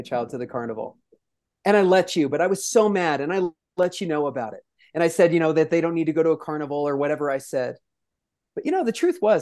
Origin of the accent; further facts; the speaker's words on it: New York City, New York, United States; I'm clearly from the Bronx